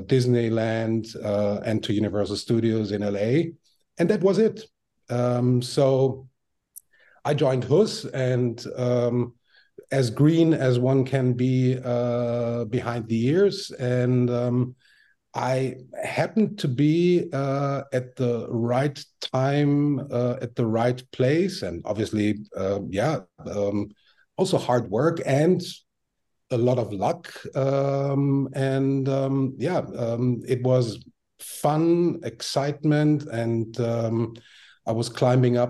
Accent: Vienna, Austria; moved away; I was born and raised in Vienna, Austria

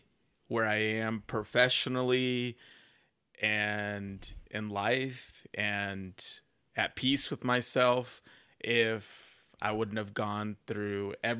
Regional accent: Carrollton, Texas, United States; also born or lived in Plano / Dallas; Well, I was born in Plano. And then grew up in Carrollton, but I've spent the greater part of my life in Dallas.

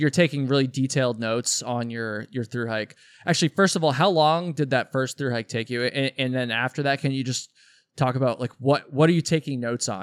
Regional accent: Vermont, United States; I'm also from Vermont

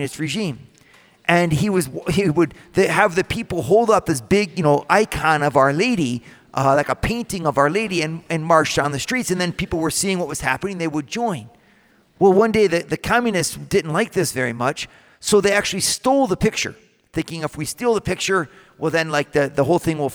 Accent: United States; I come in as an American

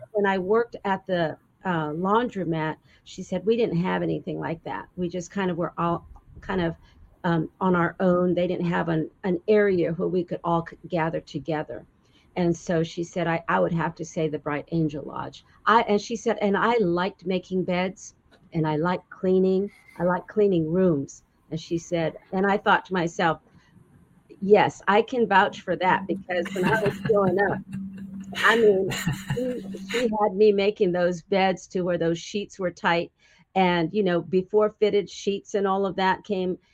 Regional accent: Winslow, Arizona, United States; I was actually born in Winslow, Arizona

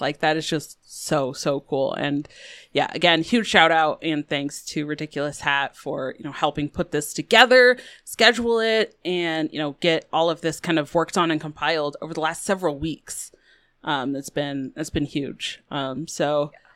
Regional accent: Colorado, United States; I grew up in Colorado

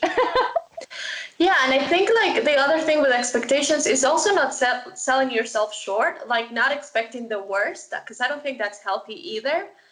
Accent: Medellín, Antioquia, Colombia; moved away; also born or lived in Los Angeles, United States / Missouri, United States; I am originally from Medellin, Colombia

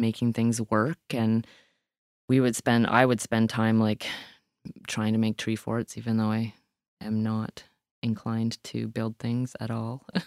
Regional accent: Owen Sound, Ontario, Canada; also born or lived in Hepworth, Ontario; now in Nova Scotia, Canada; I grew up in Owentown, Ontario, but I grew up on the outskirts of Owentown

